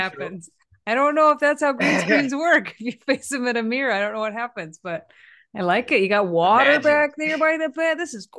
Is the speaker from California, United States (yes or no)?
no; Texas, United States; I grew up in Texas as well, and that's definitely the heart of the Bible Belt.